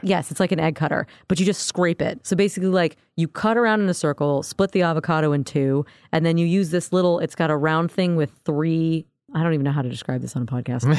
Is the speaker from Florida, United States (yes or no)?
yes; Orlando, Florida, United States; I grew up in Orlando